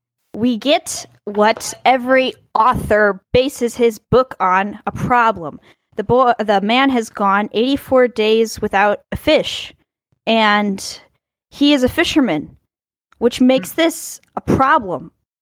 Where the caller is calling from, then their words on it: Czechia; calling in from the Czech Republic.